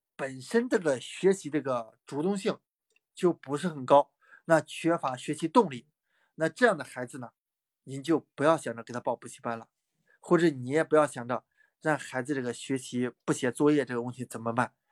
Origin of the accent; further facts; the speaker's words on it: Pingdingshan, Henan, China; 我老家是河南啊，河南平陵山的